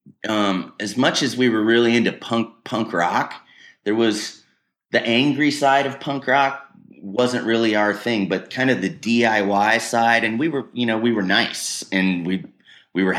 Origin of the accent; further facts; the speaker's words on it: Wheat Ridge, Colorado, United States; I grew up in Wheat Ridge